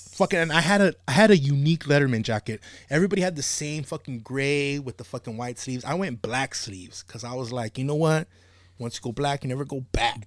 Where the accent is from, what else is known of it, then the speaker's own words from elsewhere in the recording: Monterey Park, California, United States; I grew up in Monterrey, but I went to Rosemead High School